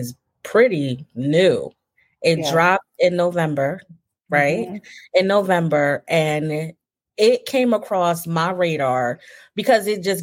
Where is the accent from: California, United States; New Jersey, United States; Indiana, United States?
New Jersey, United States; now in Texas, United States; I'm from New Jersey.